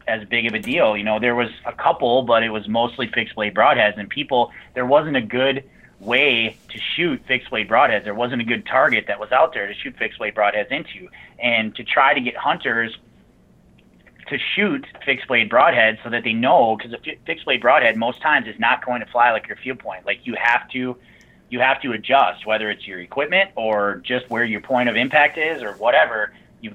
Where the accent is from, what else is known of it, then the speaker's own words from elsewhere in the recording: Mauston, Wisconsin, United States; I grew up in Mauston, right by Wisconsin, in between Nisita and Wisconsin Dells.